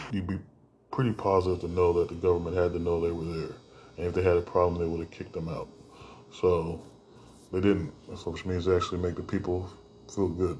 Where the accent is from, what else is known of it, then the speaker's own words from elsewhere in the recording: United States; we had as American citizens